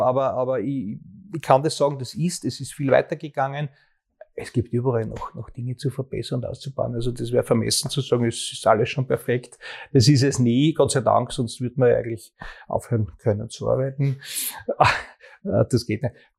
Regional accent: Graz, Styria, Austria; für meine Heimatstadt, in der ich auch geboren worden bin

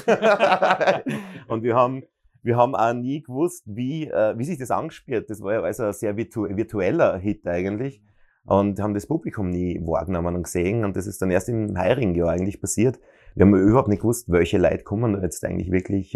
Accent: Bruck an der Mur, Styria, Austria; now in Graz, Austria; ich bin in Bruck an der Mur geboren

